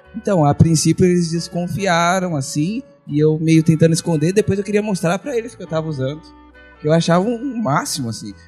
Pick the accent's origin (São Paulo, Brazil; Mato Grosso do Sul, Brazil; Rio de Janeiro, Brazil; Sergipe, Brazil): São Paulo, Brazil; Diadema; moved away; eu sou do ABC lá de São Paulo